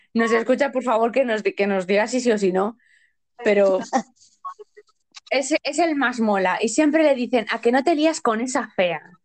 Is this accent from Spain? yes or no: yes; Spain; Desde aquí como española básica